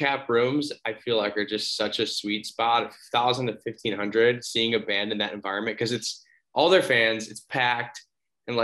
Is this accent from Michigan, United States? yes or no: no; Muskego, Wisconsin, United States; moved away as an adult; also born or lived in North Carolina / Colorado; now in Austin, United States; So I was born in North Carolina, but I was only like 7 months old when we moved or something. So yeah, pretty much born and raised in Milwaukee and like suburbs of, so like Muskego